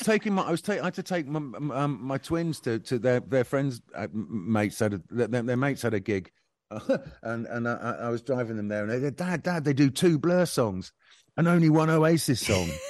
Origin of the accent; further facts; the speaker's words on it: Bournemouth, South West England, United Kingdom; when I was growing up in Bournemouth